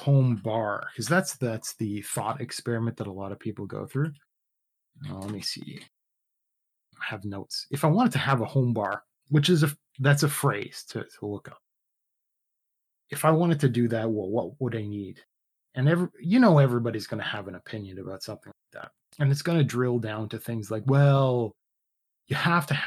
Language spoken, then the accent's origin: English; Canada; I'm Canadian